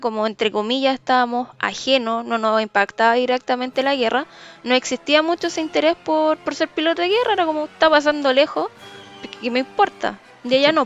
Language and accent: Spanish; Chile; los chilenos nos caracterizamos